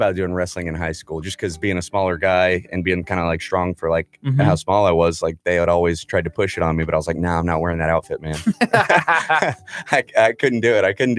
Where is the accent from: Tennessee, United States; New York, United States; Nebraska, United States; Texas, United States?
Texas, United States; Friendswood; born or raised there